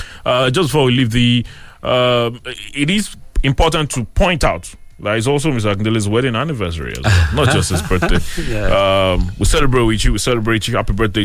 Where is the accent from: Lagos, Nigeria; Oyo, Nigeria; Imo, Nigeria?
Oyo, Nigeria; Ibadan; I'm from Ibadan